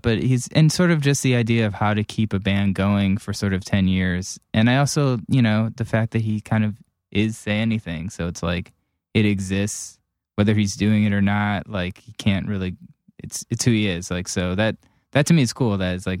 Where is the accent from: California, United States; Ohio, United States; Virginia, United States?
Ohio, United States; Cleveland